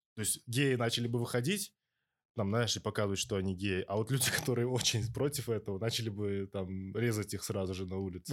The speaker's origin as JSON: {"language": "Russian", "country": "Uzbekistan", "moved": "yes", "lives_now": "Australia", "said": "я из Узбекистана, это долбанная деревня"}